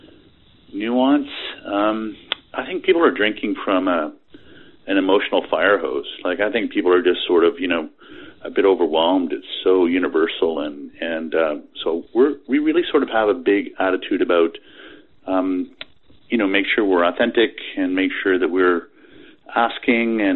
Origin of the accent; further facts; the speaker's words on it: Canada; I'm a Canadian, so I am universally polite